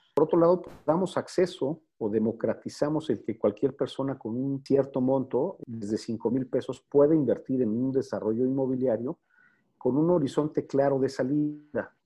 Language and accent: Spanish; Mexico City, Mexico; yo soy de aquí de México